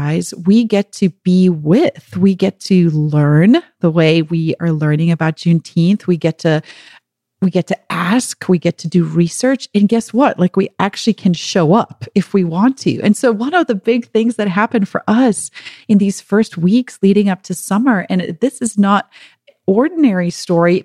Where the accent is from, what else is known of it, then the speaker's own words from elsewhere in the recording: Pretoria, Gauteng, South Africa; moved away as an adult; now in United States; growing up in South Africa